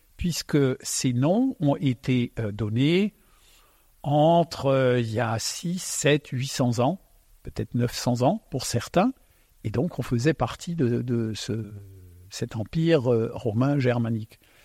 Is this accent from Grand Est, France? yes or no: yes; Alsace, Grand Est, France; first language Alsatian; French is a second language; je suis né donc euh, en Alsace. Euh, quand je suis arrivé, ma langue maternelle c'est l'alsacien